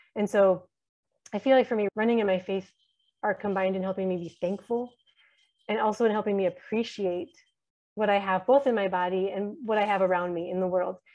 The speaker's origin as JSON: {"language": "English", "country": "United States", "also_born_or_lived": "Horn of Africa", "moved": "as an adult", "lives_now": "Djibouti", "said": "we're living here as American Christians surrounded by Somali Muslims for so many years"}